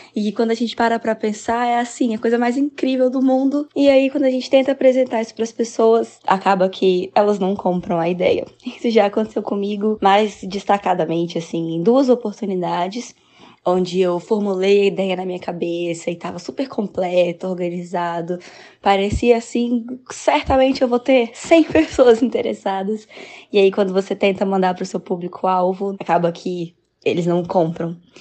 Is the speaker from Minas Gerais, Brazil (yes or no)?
no; Brasília, Federal District, Brazil; sou de Brasília, sou dançarina e professora de dança